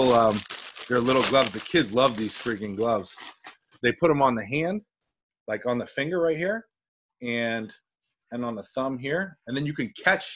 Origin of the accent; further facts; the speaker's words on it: United States; I'm saying that as an American